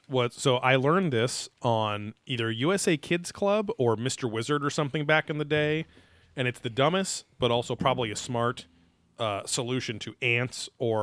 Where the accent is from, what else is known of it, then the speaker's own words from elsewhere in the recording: United Kingdom; MUFON, because I'm British, and I say it with the French accent.